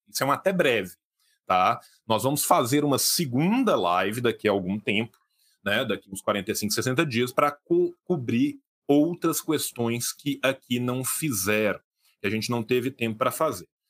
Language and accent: Portuguese; Brazil; nós somos brasileiros